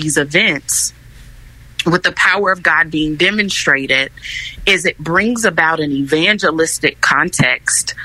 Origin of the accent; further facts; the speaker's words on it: Chicago, Illinois, United States; I'm actually from Chicago. I was born and raised on the west side of Chicago, Illinois